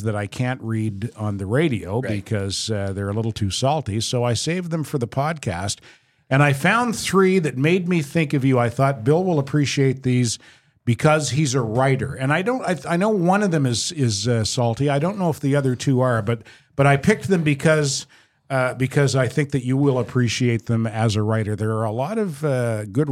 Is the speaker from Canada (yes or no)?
yes; Fredericton, New Brunswick, Canada; now in Montreal, Canada; growing up in Fredericton